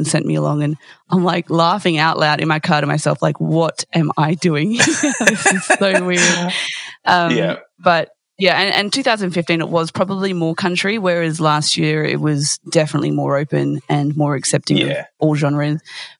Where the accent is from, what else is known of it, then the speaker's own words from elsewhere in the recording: Victoria, Australia; I was brought up in Victoria as well.